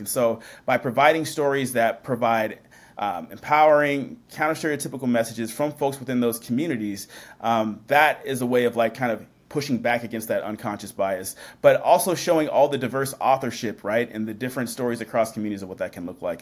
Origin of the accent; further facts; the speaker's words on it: Washington, United States; also born or lived in Seattle, Washington / Puyallup, Washington / Tacoma, Washington; I grew up in Washington State